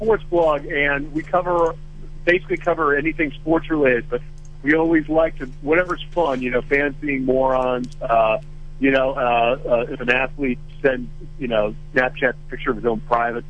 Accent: Minnesota, United States; I grew up in Minnesota

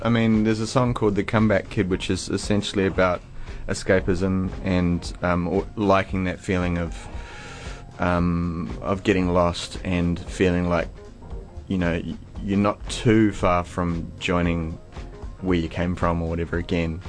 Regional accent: New Zealand; growing up in New Zealand

